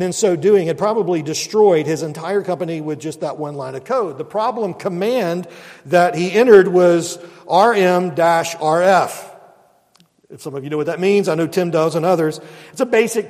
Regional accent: Mobile, Alabama, United States; moved away as an adult; growing up in Mobile

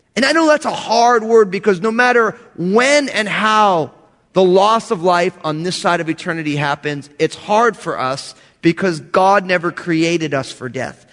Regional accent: New Jersey, United States; I'm all Italian from New Jersey.

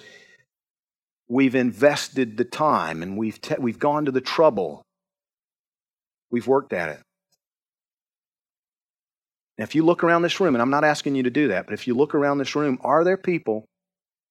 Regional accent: Georgia, United States; I'm from Georgia.

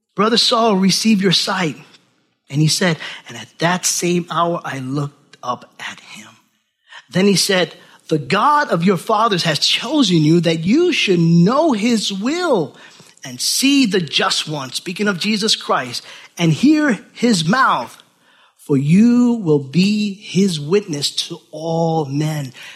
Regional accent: Orange County, New York City, United States; moved away as an adult; now in Milford, United States; I'm from New York City, Orange County, New York. That was it. That was my world.

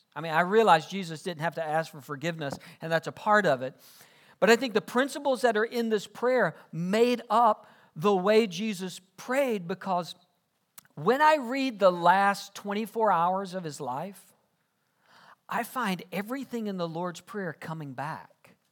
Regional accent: South Georgia, United States; I grew up in South Georgia.

